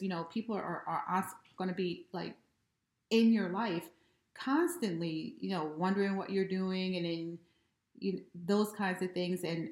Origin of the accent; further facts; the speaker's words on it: United States; I have been raised over the generations here in America